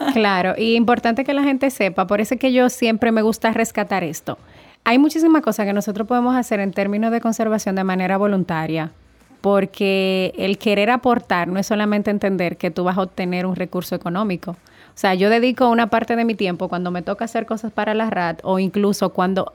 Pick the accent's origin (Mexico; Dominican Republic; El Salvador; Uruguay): Dominican Republic; nosotros somos una isla del Caribe que tiene la bendición de tener un, un espacio de mar Caribe y un espacio de océano Atlántico